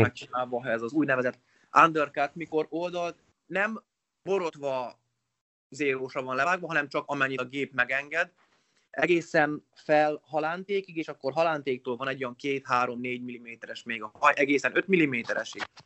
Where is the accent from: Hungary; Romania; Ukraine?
Romania; Sălaj County; also born or lived in Oradea, Romania; én 87-ben születtem Nagyváradon, gyermekkorom nagy részét Szilány megyébe töltöttem nagyszüleimnél